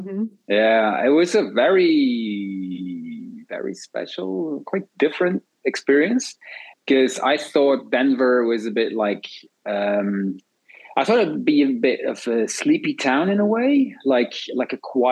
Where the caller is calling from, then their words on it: Antwerp, Flanders, Belgium; I'm in Antwerp, Belgium. And Belgium is in Europe and our capital is Brussels.